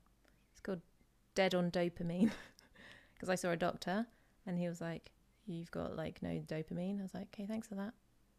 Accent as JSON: {"language": "English", "region": "England", "country": "United Kingdom", "said": "The English, so people know that I'm from"}